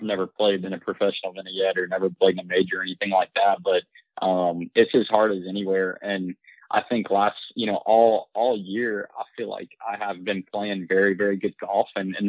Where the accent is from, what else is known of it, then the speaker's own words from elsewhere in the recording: Midwest, United States; I mean, I'm from the Midwest, you know, from not necessarily a small town, but pretty much in the middle of nowhere.